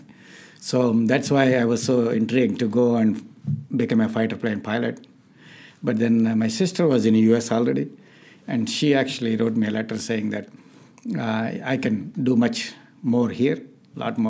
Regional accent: India; moved away as an adult; also born or lived in South India; now in United States; I was born in India, grew up in India. I did my bachelor's in South India and then came to U.S. in 89 for my master's

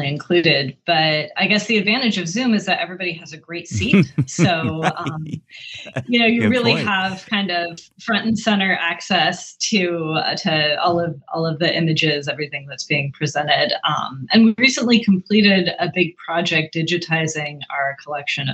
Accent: Oregon, United States; now in Los Angeles, United States; I grew up in Oregon

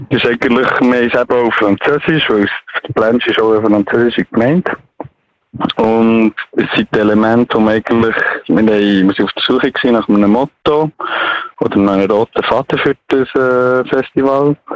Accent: Biel, Bern, Switzerland; Ich bin in Biel aufgewachsen

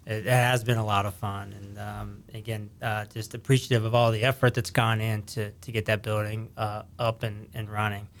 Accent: Ohio Valley, northern panhandle of West Virginia, United States; now in Henrico County, Virginia, United States; where I grew up in the Ohio Valley, kinda right here on the eastern side of the state, northern panhandle of West Virginia

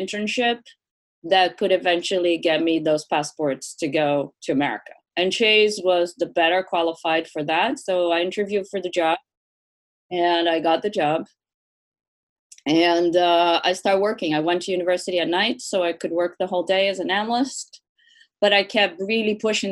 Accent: Brazil; moved away as an adult; now in United States; I was born in Brazil, very traditional Brazilian family

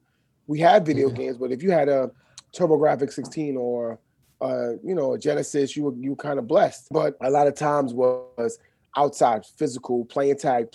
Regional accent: New York City, New York, United States; I grew up in the East from the 80s, from the 70s, and from elementary school on up.

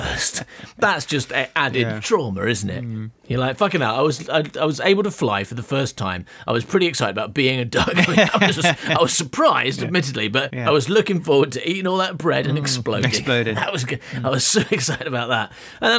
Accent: near Coville, England, United Kingdom; now in London, United Kingdom; growing up near Coville in the countryside

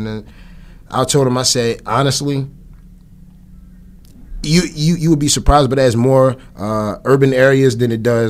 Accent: Atlantic City, New Jersey, United States; Growing up in Atlantic City, it was pretty cool, honestly.

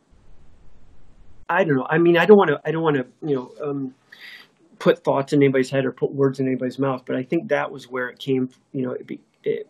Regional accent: Detroit, Michigan, United States; Detroit's my hometown

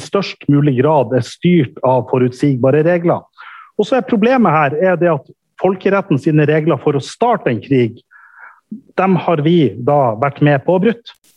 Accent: Norway; Og jeg kommer ifra Norge

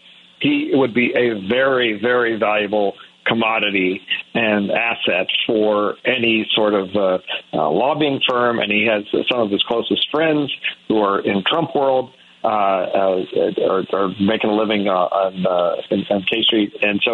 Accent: Pittsburgh, Pennsylvania, United States; also born or lived in Chicago / Wisconsin; now in California, United States; And I lived here about more than 30 years, but I grew up in Pittsburgh, Pennsylvania

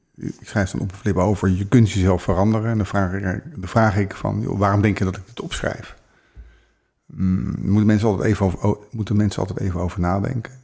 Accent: The Hague, South Holland, Netherlands; ik ben ook geboren in Den Haag. Dus wat dat betreft voelt het oh. als thuis

